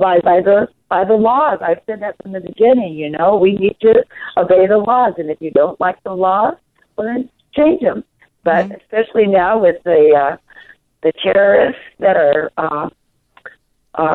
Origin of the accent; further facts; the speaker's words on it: Southwest, United States; those of us that were born and raised in the Southwest